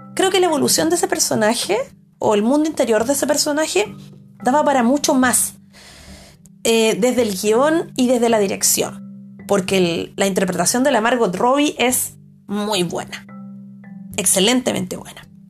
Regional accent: Chile; como espectadora chilena

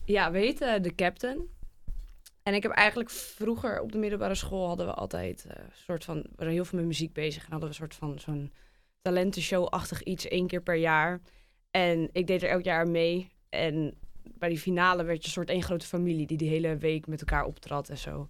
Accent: near Alkmaar, North Holland, Netherlands; kom uit de buurt van Alkmaar

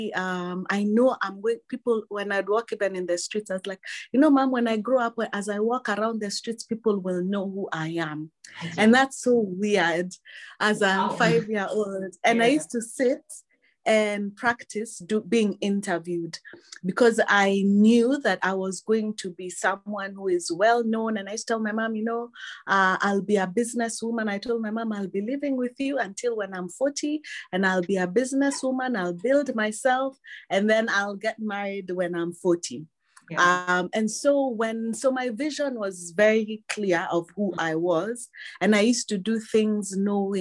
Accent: Mombasa, Mombasa County, Kenya; I was born in Mombasa to Christian parents

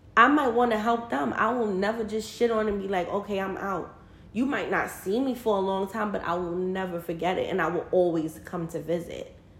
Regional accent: New York City, New York, United States; We're both from Brooklyn

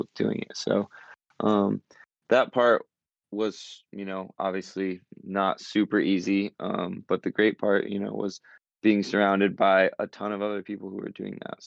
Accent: North Carolina, United States; moved away as an adult; I grew up in North Carolina

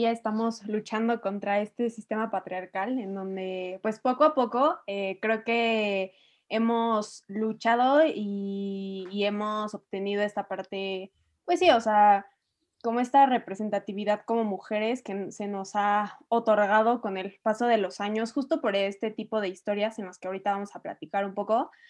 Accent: Mexico; Somos el futuro de México

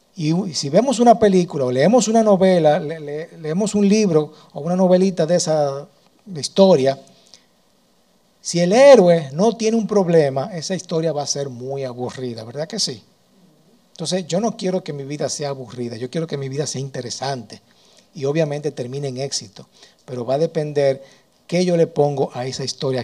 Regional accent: Dominican Republic; yo nací en República Dominicana

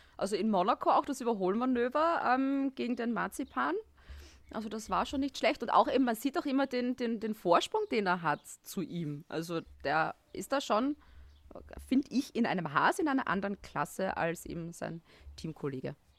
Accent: Styria, Austria; now in Vienna, Austria; ich bin Steirerin in Wien und ich wohne neben dem Red Bull Ring eigentlich

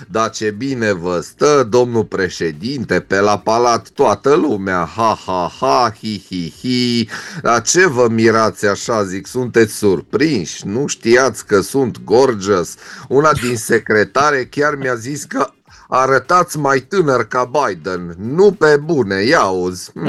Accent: Transylvania, Romania; Zic, luați-mă încet că sunt ardelean.

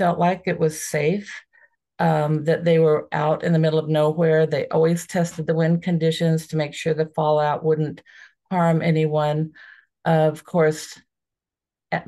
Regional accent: Southern Nevada, United States; also born or lived in Las Vegas, Nevada / Indian Springs, Nevada; I was born in Las Vegas, Nevada. I grew up in Southern Nevada.

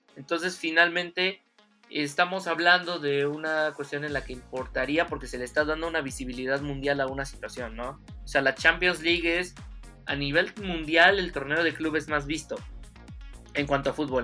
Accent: Mexico; yo siendo mexicano

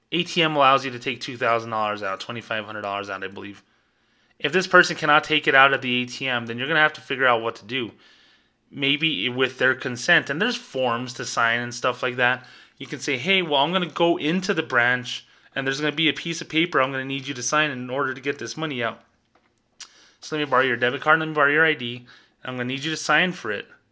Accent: New Mexico, United States; my home state, New Mexico

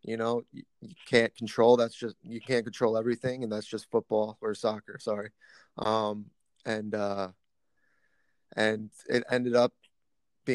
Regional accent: Massapequa, New York, United States; I played for my hometown club, which was Massapequa

